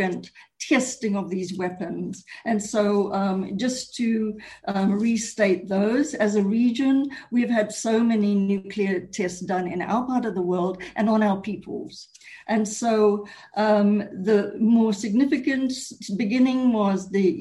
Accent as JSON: {"language": "English", "country": "Fiji", "moved": "yes", "said": "I'm originally from Fiji and was part of the Pacific anti-nuclear movement in its early stages"}